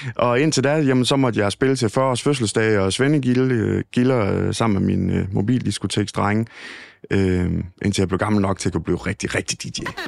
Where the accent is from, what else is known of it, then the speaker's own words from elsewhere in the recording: Thisted, North Denmark Region, Denmark; den gode gamle Radio Ty i Tisted, hvor jeg kommer fra